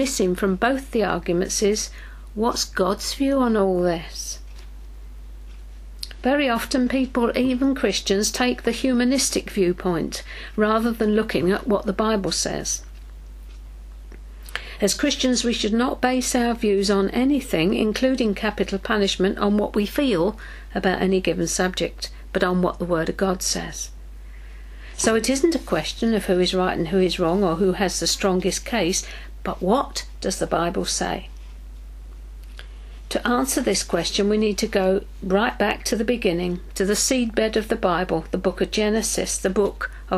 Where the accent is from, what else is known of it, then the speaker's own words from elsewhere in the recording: United Kingdom; we in Britain